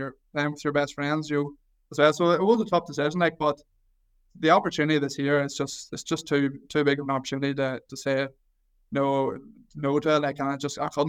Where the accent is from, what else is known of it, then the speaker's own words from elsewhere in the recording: Mayobridge, Northern Ireland, United Kingdom; I'm from Mayo Bridge, which is literally less than a 10-minute drive outside of Newry. So I want to went to primary school in Newry. I went to secondary school in Newry